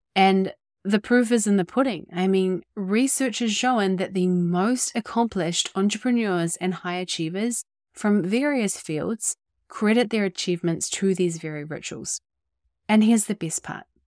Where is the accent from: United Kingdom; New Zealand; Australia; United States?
New Zealand; also born or lived in Bay of Islands, New Zealand; I was born and raised in our little piece of paradise down here in Aotearoa, New Zealand